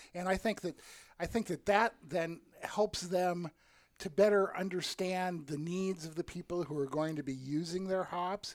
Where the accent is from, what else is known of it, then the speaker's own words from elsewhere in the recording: the middle of Iowa, United States; I grew up in the middle of Iowa in, okay. in the 50s and 60s.